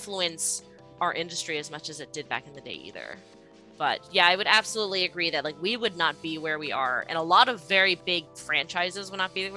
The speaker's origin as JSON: {"language": "English", "country": "United States", "said": "I'm American"}